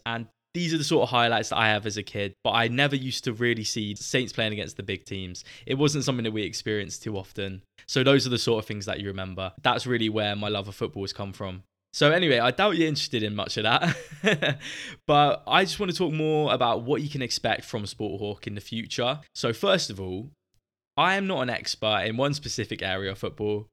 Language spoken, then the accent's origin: English; Southampton, South East England, United Kingdom; I grew up in Southampton